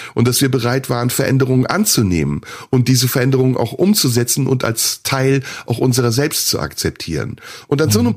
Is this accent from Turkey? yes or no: yes; Turkey; now in Germany; ich bin in der Türkei geboren, aber ich lebe in Deutschland